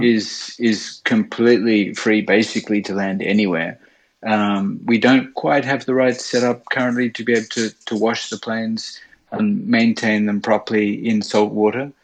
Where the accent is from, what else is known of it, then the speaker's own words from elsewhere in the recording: Sydney, New South Wales, Australia; accent: Australian; moved away as an adult; now in Japan; I'm um, Australian. I grew up in Sydney.